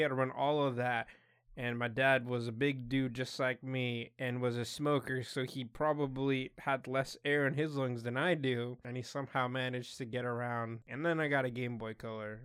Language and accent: English; Utah, United States; we grew up in Utah.